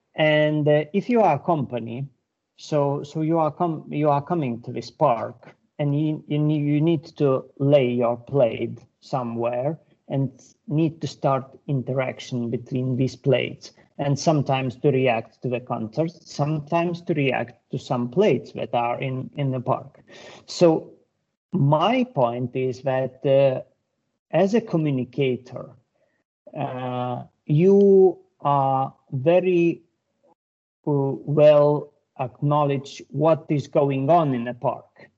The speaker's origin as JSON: {"language": "English", "country": "Lithuania", "said": "I'm from Lithuania."}